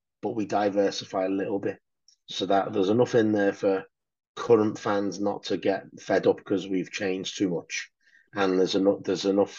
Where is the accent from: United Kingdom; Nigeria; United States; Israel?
United Kingdom; Liverpool, North West England; I'm from Liverpool